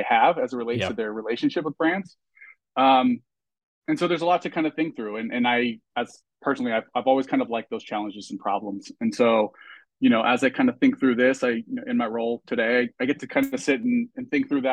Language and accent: English; Southern California, United States; I'm from Southern California